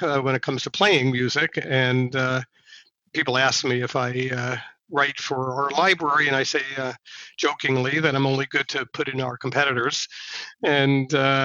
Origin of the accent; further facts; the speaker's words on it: Mamaroneck, New York, United States; also born or lived in Manhattan, New York / Worcester, Massachusetts; my parents did move up to the suburbs north of New York City in a town called Mamaroneck, and in Westchester County. And I grew up there